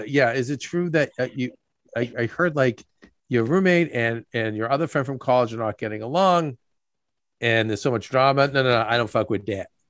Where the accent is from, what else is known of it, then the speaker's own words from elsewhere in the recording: Boston, Massachusetts, United States; moved away; also born or lived in Los Angeles; We are equal distant from Boston, people we grew up with, and New York, where we do business